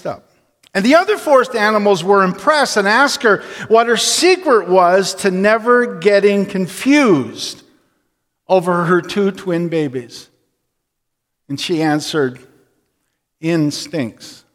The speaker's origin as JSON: {"language": "English", "area": "north of Attawapiskat", "region": "Ontario", "country": "Canada", "tie": "born or raised there", "moved": "yes", "said": "I am from so far up north that we came out to hunt. So if you took a line on a map and took my hometown and brought your finger across there, my hometown is above Attawapiskat."}